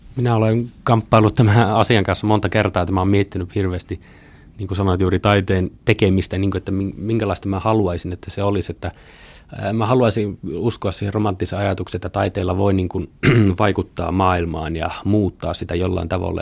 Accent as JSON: {"language": "Finnish", "town": "Pelkosenniemi", "region": "Lapland", "country": "Finland", "tie": "born or raised there", "also_born_or_lived": "Kemijärvi / Tampere", "moved": "as an adult", "said": "Olen kotoisin Itä-Lapista, syntynyt Kemijärvellä, kasvanut Pelkosenniemellä, Kairalan kylässä"}